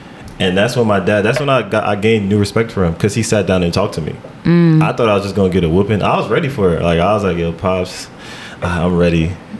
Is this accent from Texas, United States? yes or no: no; Irvington, New Jersey, United States; Yeah, Irvington.